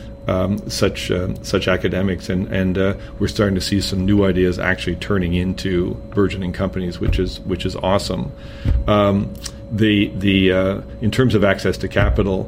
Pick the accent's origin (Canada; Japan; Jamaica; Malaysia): Canada; also born or lived in Boston, United States; now in Madison, Connecticut, United States; I'm a Canadian. I used to live in Boston.